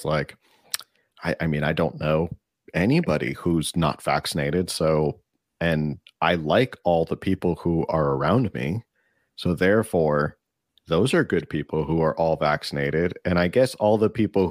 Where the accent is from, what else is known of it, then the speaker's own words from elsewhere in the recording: New Jersey, United States; my home state of Jersey